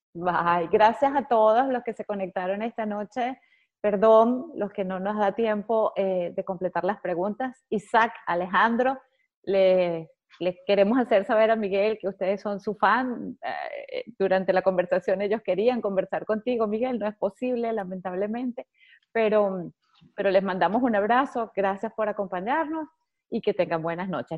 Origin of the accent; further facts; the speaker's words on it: Venezuela; Yo soy venezolana